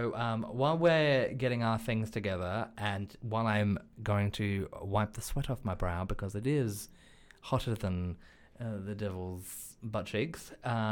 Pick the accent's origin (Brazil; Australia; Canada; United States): Australia; now in United Kingdom; I'm from Australia